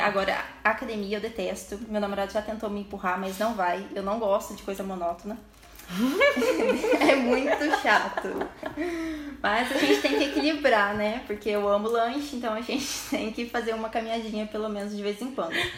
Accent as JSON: {"language": "Portuguese", "town": "Ouro Fino", "region": "Minas Gerais", "country": "Brazil", "moved": "yes", "lives_now": "Pouso Alegre, Brazil", "said": "Eu sou de Ouro Fino"}